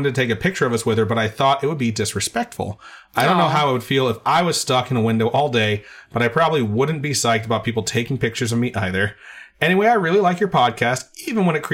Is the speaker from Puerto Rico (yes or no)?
yes; Puerto Rico; I'm Puerto Rican